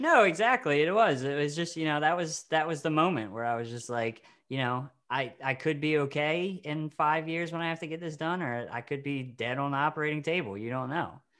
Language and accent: English; Maryland, United States; the Maryland Film Festival, the local one we have